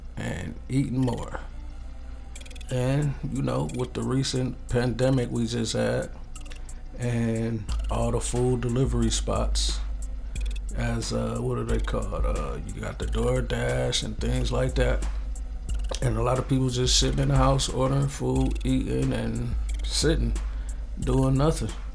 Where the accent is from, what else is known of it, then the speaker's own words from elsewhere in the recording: Ypsilanti, Michigan, United States; also born or lived in Los Angeles, California; I grew up in uh, Ypsilanti, Michigan. That's where I'm from. You know, by way of California, Grew up out there kind of too.